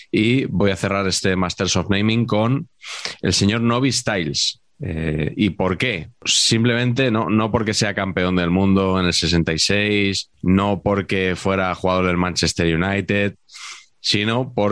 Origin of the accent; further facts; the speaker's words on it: Madrid, Community of Madrid, Spain; yo que soy de Madrid, dime dónde está